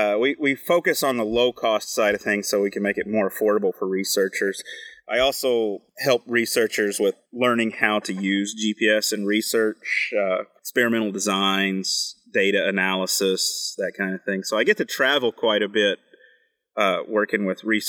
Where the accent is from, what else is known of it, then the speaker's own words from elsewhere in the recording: West Virginia, United States; moved away as an adult; also born or lived in Kentucky / Texas / Arizona / New Mexico; now in Maine, United States; I grew up as a third-generation coal miner in West Virginia